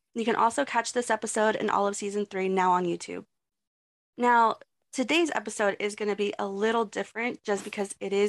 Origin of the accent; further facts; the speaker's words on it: Texas, United States; I'm from Texas, so.